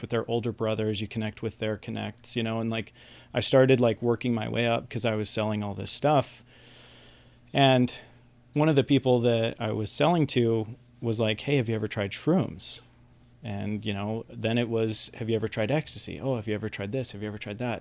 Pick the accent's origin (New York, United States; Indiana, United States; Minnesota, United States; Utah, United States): Utah, United States; West Valley City; also born or lived in Salt Lake City; I was born in Salt Lake City, uh, grew up in West Valley City, which is kind of like the armpit southwest of Salt Lake City